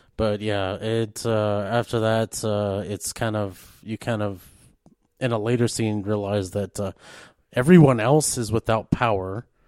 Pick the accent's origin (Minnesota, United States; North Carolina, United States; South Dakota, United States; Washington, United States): South Dakota, United States; Rapid City; moved away; also born or lived in East River, South Dakota; I'm originally from the Rapid City area.